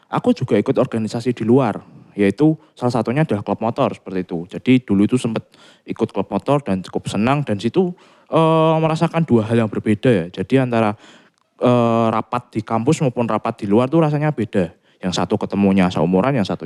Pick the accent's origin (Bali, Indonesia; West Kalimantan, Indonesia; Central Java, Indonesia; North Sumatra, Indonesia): Central Java, Indonesia; Semarang; Oh karena aku juga orang Semarang, dan kebetulan Unika adalah salah satu kampus yang bagus dan memang favorit di Semarang